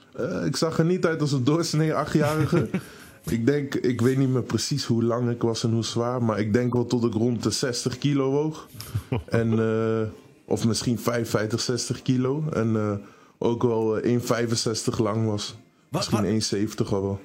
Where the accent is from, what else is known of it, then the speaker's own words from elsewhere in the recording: Netherlands; Eh, ik ben hier opgegroeid, ik ben hier geboren.